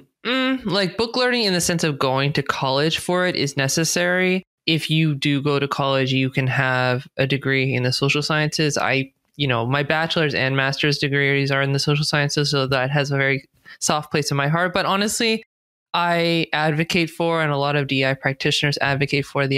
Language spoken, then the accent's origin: English; California, United States; accent: American; I speak with an American accent. I was born and raised in California, so I'm a U.S. citizen.